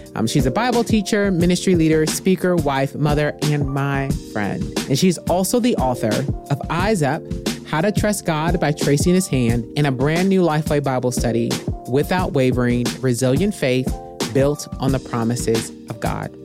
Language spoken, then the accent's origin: English; Midwest, United States; now in Texas, United States; I grew up in the Midwest